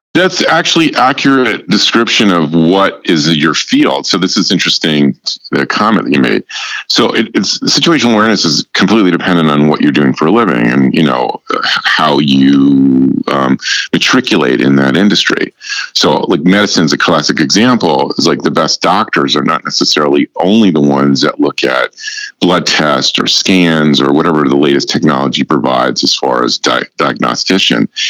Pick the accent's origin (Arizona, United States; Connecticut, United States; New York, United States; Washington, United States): New York, United States; New York area, United States; moved away as an adult; also born or lived in Chicago, Illinois / Southern California; I'm originally from the New York area